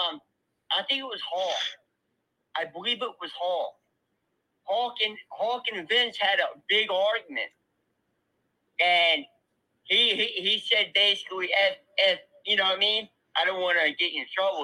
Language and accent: English; New Jersey, United States; born and raised in New Jersey